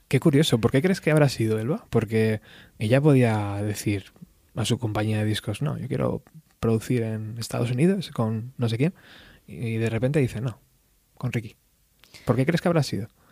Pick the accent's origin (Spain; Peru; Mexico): Spain; also born or lived in Extremadura / Madrid; yo soy medio extremeño, medio madrileño